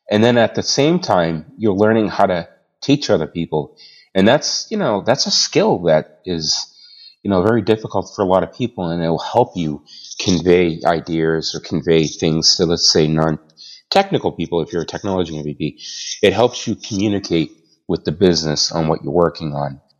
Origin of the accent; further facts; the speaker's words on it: Boston, Massachusetts, United States; also born or lived in Canada / Australia / West Coast; now in Manchester, United States; I'm originally from Boston. I now live in Manchester, New Hampshire, but moved down to New Hampshire from Canada. And before that, I was in Australia. And before that, I was in the States on the West Coast and moved all the way across the country.